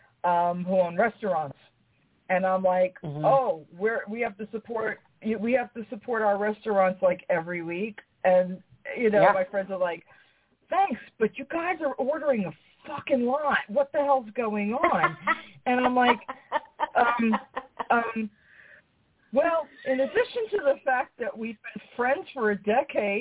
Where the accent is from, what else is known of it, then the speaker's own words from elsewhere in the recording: New York, United States; I'm from New York.